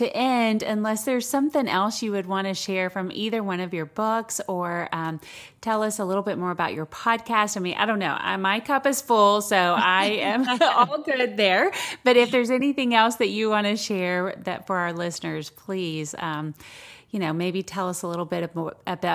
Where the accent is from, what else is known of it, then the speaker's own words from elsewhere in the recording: the South, United States; I'm from the South as well